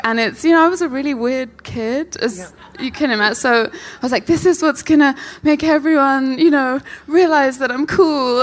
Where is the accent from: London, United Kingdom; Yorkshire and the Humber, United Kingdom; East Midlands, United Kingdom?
London, United Kingdom; from South London